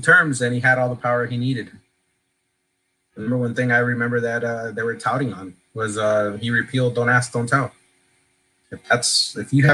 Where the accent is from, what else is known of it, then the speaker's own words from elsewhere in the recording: Miami, Florida, United States; also born or lived in Honduras; Coming here and growing up in Miami